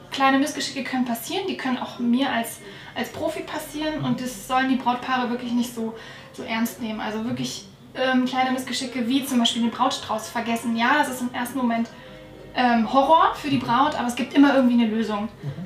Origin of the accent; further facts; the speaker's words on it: Northern Germany, Germany; moved away as an adult; now in Allgäu, Germany; wie man wahrscheinlich hören kann, komme ich nicht aus Bayern, sondern äh, aus Norddeutschland